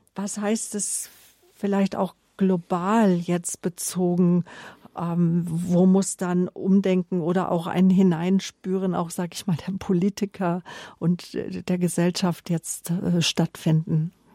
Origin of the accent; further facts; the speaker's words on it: Germany; mich als Deutsche